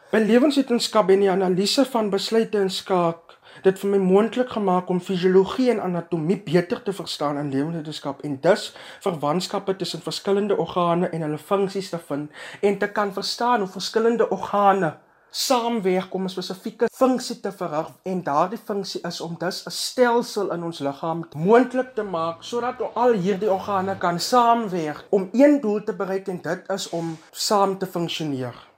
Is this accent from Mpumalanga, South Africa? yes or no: no; Graaff-Reinet, Eastern Cape, South Africa; Ek is van Gaffrenet en het my skoolloopbaan by Hoërskool vol 2222